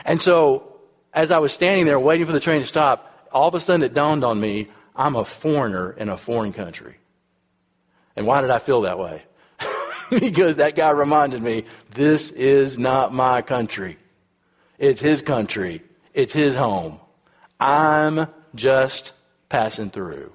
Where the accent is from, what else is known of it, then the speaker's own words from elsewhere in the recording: United States; I'm from America